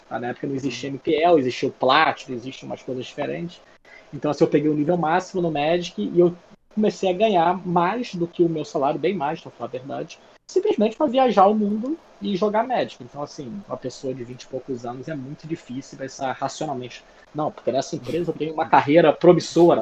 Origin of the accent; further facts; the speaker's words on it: Rio de Janeiro, Brazil; moved away as an adult; eu sou do Rio, então assim, eu vivi meus 35 primeiros anos de vida no Rio.